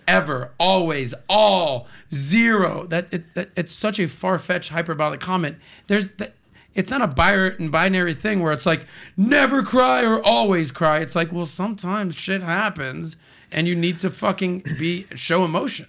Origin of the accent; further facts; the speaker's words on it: Miami, Florida, United States; born and raised in Miami my entire life